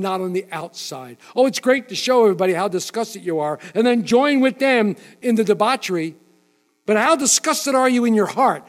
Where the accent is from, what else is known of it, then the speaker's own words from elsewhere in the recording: United States; I am an American